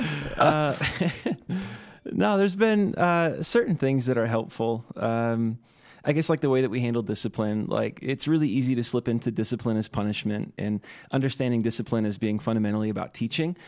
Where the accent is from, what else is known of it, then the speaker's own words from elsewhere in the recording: rural Midwest, United States; moved away as an adult; now in Utah, United States; I'm from the Midwest and, uh, from the rural Midwest